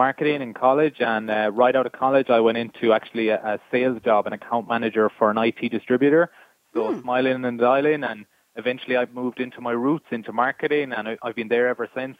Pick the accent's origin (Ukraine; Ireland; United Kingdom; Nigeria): Ireland; Galway, Connacht; accent: Irish; I am based, you may have guessed by the accent, on the west coast of Ireland in Galway. And you can poke fun at my accent if you want. I know I'm the only Irish guy on the call.